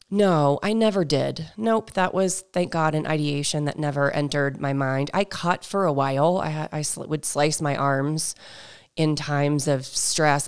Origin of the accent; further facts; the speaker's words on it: New Hampshire, United States; I grew up in New Hampshire